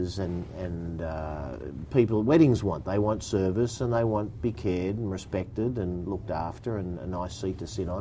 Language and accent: English; Bexley, New South Wales, Australia; I grew up in Bexley.